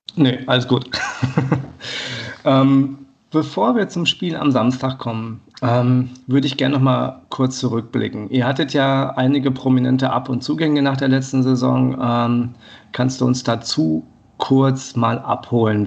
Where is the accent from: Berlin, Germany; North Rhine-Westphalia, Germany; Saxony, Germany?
North Rhine-Westphalia, Germany; Paderborn; moved away; da es eines der Spiele ist, welches in meinem, meiner alten Heimat stattfindet